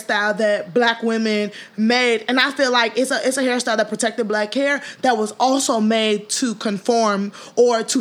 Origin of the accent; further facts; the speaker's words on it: Chicago, Illinois, United States; Even being a Chicagoan